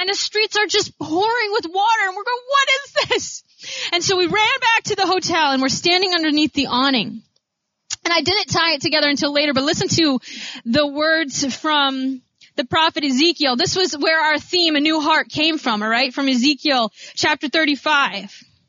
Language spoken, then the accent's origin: English; Grand Rapids, Michigan, United States; I started thinking about my good friend David, who I grew up with in Grand Rapids